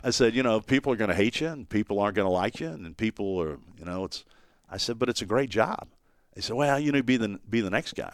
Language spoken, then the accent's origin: English; Dayton, Ohio, United States; born or raised there; also born or lived in Dallas, Texas; now in Knoxville, United States